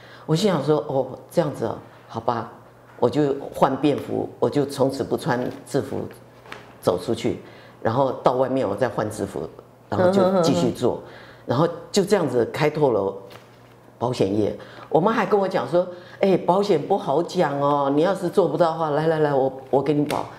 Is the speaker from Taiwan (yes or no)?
yes; Tainan, Taiwan; first language Mandarin; 我们从小在眷村长大的，